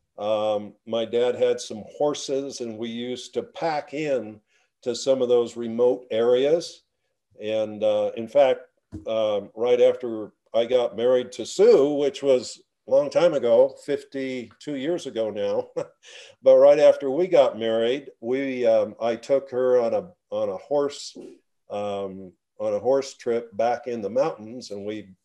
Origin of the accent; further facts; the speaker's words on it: La Grande, Oregon, United States; now in Bonanza, United States; I grew up in La Grande, Oregon, community of about 10,000